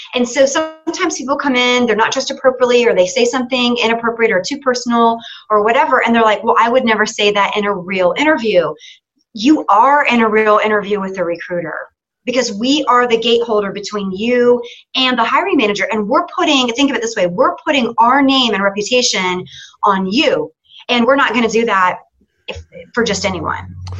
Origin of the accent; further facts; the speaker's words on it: Atlanta, Georgia, United States; I am from Atlanta, but I'm visiting you from Nashville.